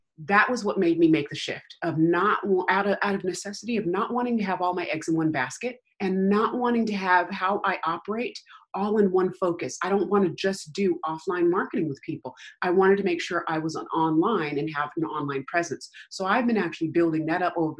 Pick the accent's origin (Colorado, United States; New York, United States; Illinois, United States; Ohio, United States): Colorado, United States; Denver; moved away as an adult; also born or lived in Aurora, Colorado / Littleton, Colorado; now in California, United States; I am from Denver, Colorado. And so we lived in Aurora. We lived in Littleton when I was a kid.